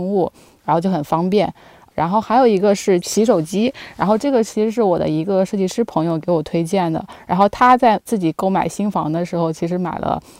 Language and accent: Chinese; near the Yangtze River, Yangtze River area, China; now in Beijing, China; 其实我的老家是在长江附近，其实那边是非常的湿润的